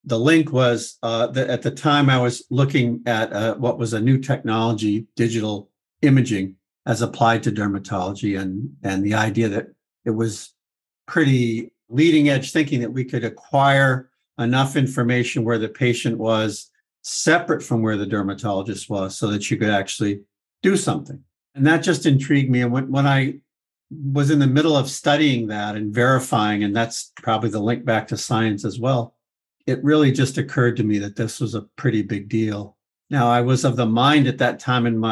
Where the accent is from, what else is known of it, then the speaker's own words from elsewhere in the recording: Vermont, United States; moved away as an adult; now in Boston, United States; I grew up in a small town in the state north of where I am now, Vermont.